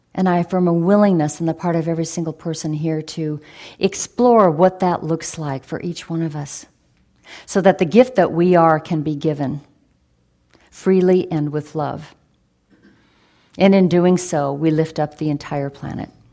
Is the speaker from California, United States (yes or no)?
no; Oregon, United States; a young person growing up in Rillsburg, Oregon